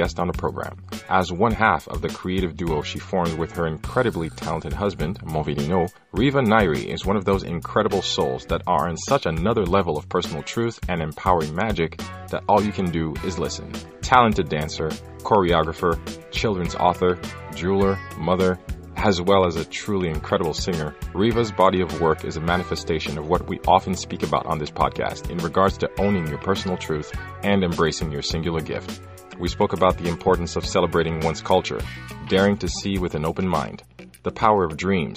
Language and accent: English; Haiti; moved away as an adult; now in Canada; I grew up in Haiti, all the way through high school. Then I came to Canada for college